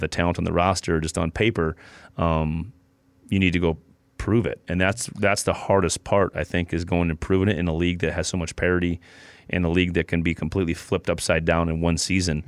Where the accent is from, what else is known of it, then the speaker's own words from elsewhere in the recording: South Dakota, United States; I'm from South Dakota.